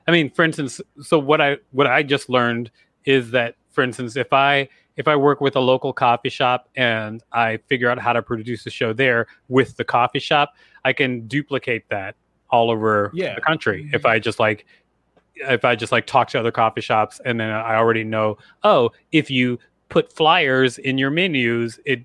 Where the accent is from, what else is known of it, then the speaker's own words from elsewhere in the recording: Huntsville, Alabama, United States; I grew up in Huntsville, Alabama